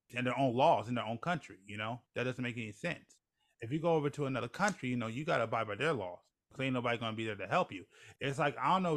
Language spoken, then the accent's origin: English; United States; being American